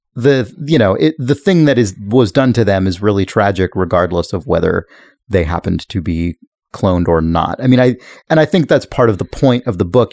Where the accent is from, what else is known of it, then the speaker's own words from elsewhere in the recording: United States; as an American